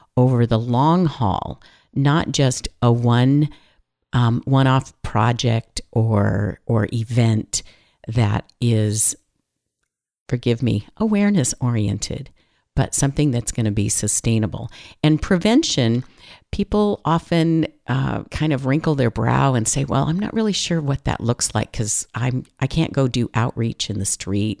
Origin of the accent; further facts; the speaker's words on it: California, United States; I'm from California